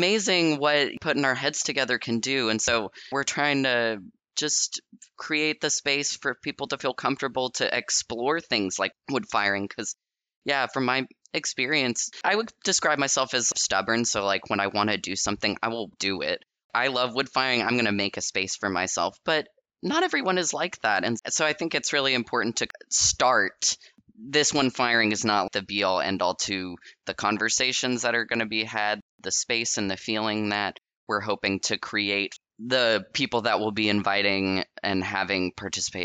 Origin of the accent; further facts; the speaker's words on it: North Carolina, United States; I was raised, I'm from North Carolina. I was not born there, but raised there